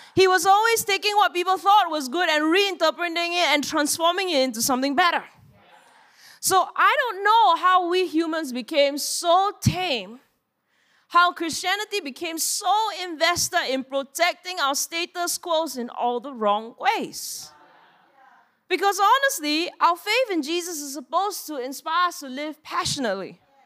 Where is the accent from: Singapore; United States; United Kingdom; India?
Singapore; we are Singaporean